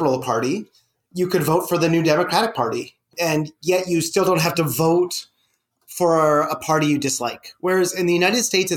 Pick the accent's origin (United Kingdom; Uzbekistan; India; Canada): Canada; moved away as an adult; also born or lived in Columbus, Ohio; I'm Canadian